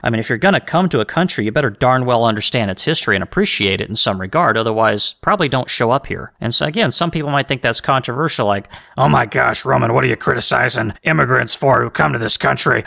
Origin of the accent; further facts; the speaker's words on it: United States; I'm from the United States.